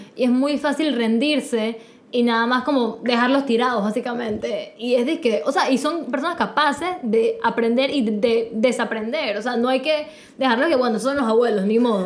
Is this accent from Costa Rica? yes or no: no; Panama